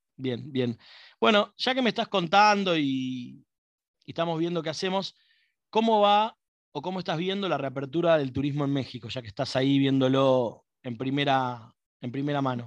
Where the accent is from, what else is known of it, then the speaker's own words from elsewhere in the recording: Buenos Aires, Argentina; accent: porteño; como porteño tengo un problema para pronunciar